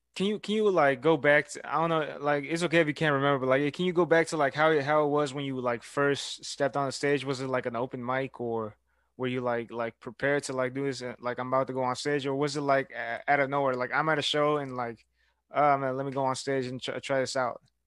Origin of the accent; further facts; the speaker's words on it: Houston, Texas, United States; now in Brenham, United States; I go to Blinn College, but I grew up in Houston